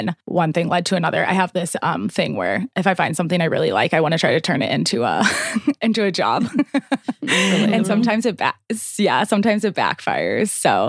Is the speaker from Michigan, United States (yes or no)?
no; St. Louis, Missouri, United States; I was born and raised in St. Louis.